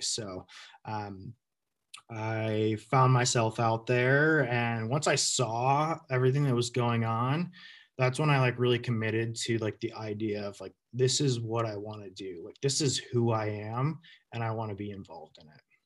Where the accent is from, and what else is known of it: Western Massachusetts, United States; born or raised there; also born or lived in Burlington, Vermont